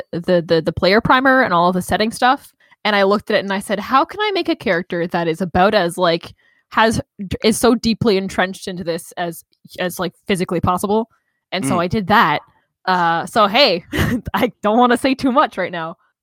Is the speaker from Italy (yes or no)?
no; Canada; I'm also Canadian